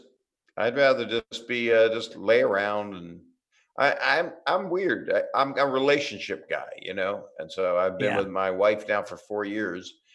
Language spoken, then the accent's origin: English; Virginia, United States; when I was growing up in Virginia